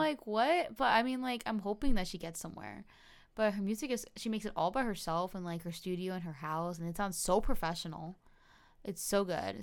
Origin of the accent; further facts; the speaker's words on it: New Jersey, United States; now in Florida, United States; I grew up in New Jersey and I currently reside in Florida